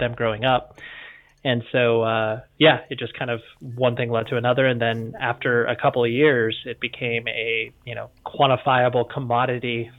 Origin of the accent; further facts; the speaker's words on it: Orange County, Southern California, United States; also born or lived in Las Vegas, Nevada; I've just always like Southern California, in particular the Orange County area. That's where I've cut my teeth and that's where I still live